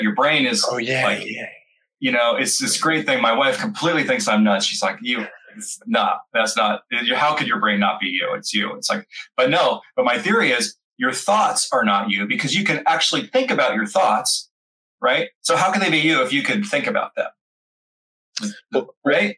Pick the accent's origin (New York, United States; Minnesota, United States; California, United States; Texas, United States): California, United States; moved away as an adult; now in Florida, United States; I grew up born and bred in California, and now I live in Florida